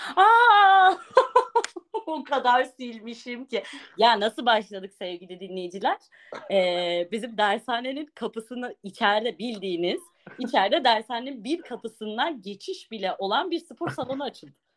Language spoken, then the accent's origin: Turkish; Ağrı, Ağrı Province, Turkey; also born or lived in Niğde; Ağrı merkez benim memleketim artık Niğde